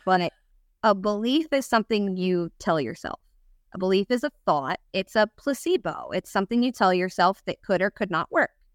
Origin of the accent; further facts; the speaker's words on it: Pennsylvania, United States; moved away as an adult; also born or lived in Rochester, New York / Florida; now in DeLand, United States; I'm from Pennsylvania